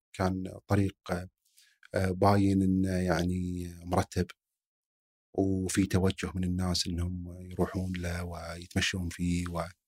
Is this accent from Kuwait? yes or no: yes; Kuwait; عندنا بالكويت